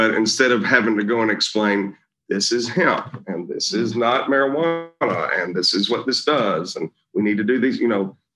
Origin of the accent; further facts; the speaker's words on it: Mississippi, United States; my home state of Mississippi